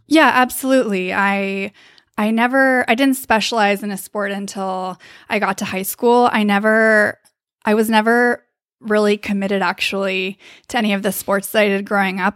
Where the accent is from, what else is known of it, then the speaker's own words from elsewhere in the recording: Davis, California, United States; I am from Davis, California